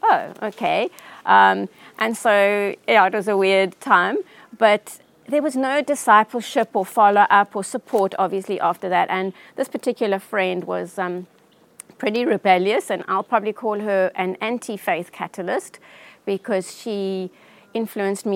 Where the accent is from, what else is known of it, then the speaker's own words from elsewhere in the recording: Johannesburg, Gauteng, South Africa; I grew up in Johannesburg.